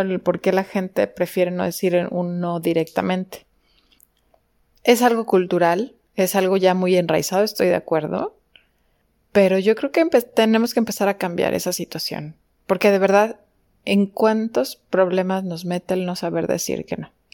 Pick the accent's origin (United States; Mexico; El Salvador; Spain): Mexico; como buenos mexicanos